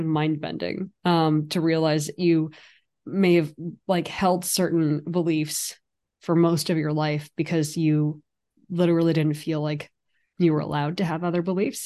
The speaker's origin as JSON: {"language": "English", "area": "San Francisco Bay Area", "region": "California", "country": "United States", "tie": "born or raised there", "moved": "yes", "lives_now": "New York City, United States", "said": "I also grew up in the San Francisco Bay Area"}